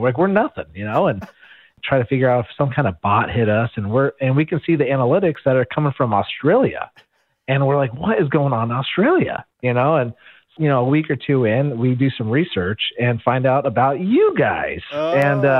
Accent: California, United States; We grew up in California.

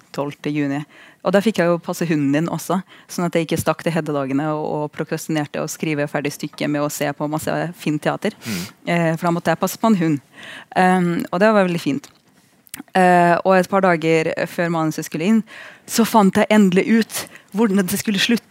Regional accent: Russia; now in Norway; jeg er russer

